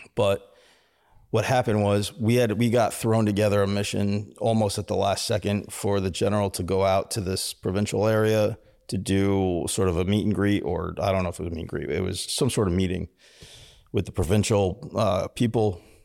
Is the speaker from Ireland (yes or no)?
no; United States; I'm American.